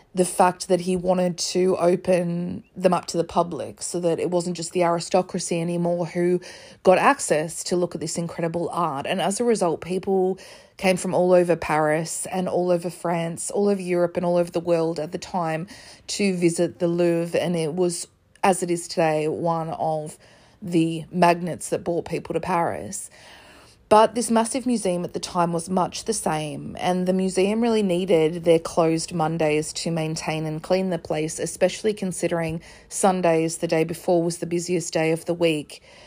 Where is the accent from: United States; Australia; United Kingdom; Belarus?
Australia; I'm an Australian